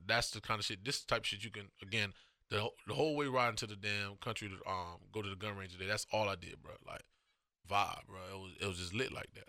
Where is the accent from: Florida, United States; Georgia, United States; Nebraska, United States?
Florida, United States; Miami; I'm from Miami